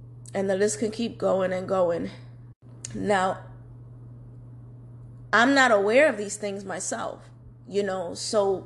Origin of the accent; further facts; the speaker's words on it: New York City, New York, United States; I was born and raised in New York City, Manhattan, okay? You know, Washington Heights / Inwood